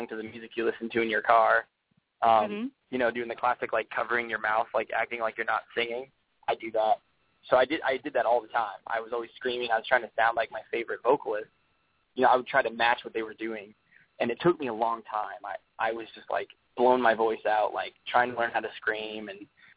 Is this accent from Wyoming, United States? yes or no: yes; Wyoming, United States; growing up in Wyoming, you know, I grew up around ranchers and, you know, farmers